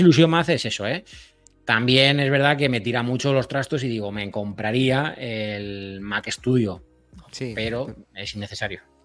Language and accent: Spanish; Elche, Valencian Community, Spain; soy de Elche, no soy de, Murcia